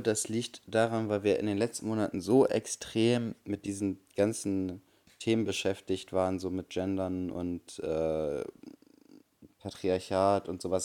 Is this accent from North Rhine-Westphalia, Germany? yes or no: no; Bremen, Germany; bei uns in Bremen